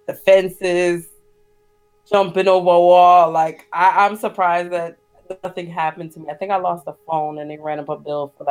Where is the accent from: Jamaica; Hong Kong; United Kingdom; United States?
Jamaica; Port Royal, Kingston; moved away; I'm from Port Royal, so it's literally across the water